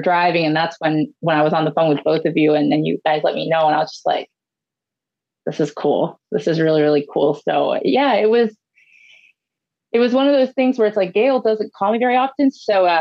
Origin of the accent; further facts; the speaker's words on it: Ohio, United States; my home state of Ohio